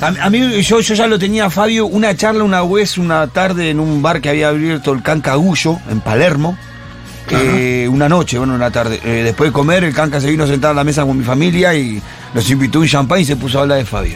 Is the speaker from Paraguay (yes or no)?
no; Bolivia; now in Argentina; soy de Bolivia